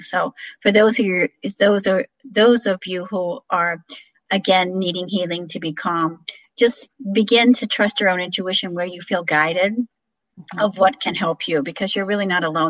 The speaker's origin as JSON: {"language": "English", "region": "Illinois", "country": "United States", "tie": "born or raised there", "moved": "yes", "said": "my hometown of illinois"}